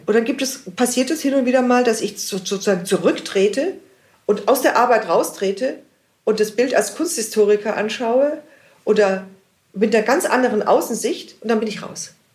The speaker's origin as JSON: {"language": "German", "town": "Munich", "region": "Bavaria", "country": "Germany", "tie": "born or raised there", "said": "ich bin in München geboren und in München lebe ich. Mein Leben lang"}